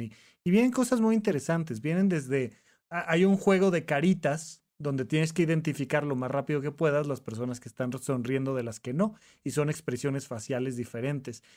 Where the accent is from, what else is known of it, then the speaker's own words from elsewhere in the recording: Toluca, State of Mexico, Mexico; moved away as an adult; cuando yo me vengo de de Toluca, Estado de México, a estudiar medicina a, La Salle en la Ciudad de México